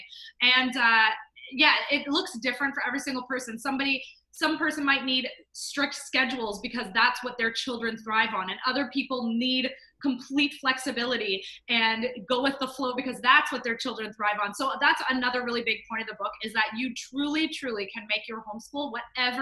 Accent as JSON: {"language": "English", "country": "Canada", "said": "I am Canadian."}